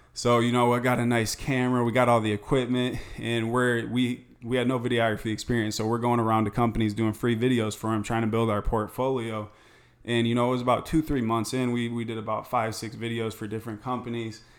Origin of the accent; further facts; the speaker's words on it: Michigan, United States; moved away as an adult; also born or lived in Tempe, Arizona; now in Scottsdale, United States; I'm originally from Michigan